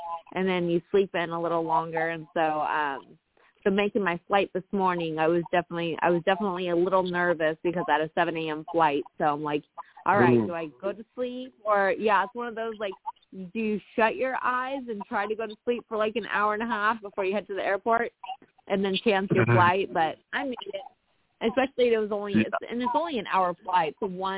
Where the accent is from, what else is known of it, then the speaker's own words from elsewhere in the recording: California, United States; I'm actually from Northern California, so I should initially be a 49er fan.